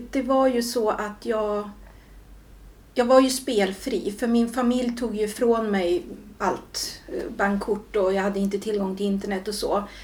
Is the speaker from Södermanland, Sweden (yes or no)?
yes; Julita, Södermanland, Sweden; also born or lived in Stockholm; now in Katrineholm, Sweden; jag är uppväxt delvis i Stockholm ja. och sen i eh, Julita. Ja, som right. ligger utanför Katrineholm.